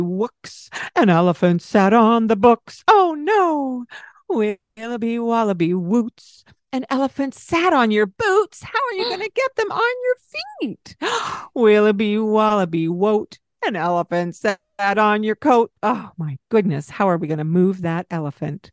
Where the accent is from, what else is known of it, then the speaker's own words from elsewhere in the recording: Scotland, United Kingdom; I am Scottish